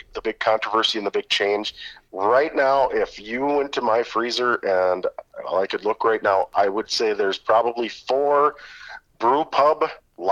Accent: Fergus Falls, Minnesota, United States; I grew up in Fergus Falls, just south of Detroit Lakes.

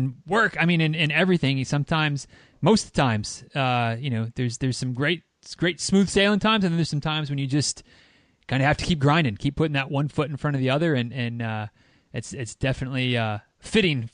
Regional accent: Michigan, United States; moved away; I'm from Michigan originally.

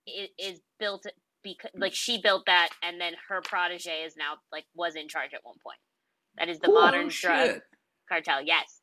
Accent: Houston, Texas, United States; I grew up in Houston.

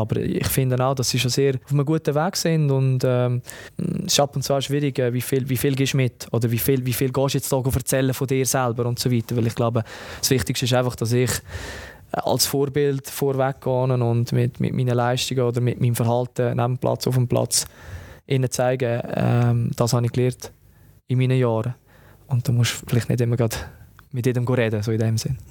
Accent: Lucerne, Switzerland; moved away as an adult; also born or lived in Palermo; weil das meine Heimat ist

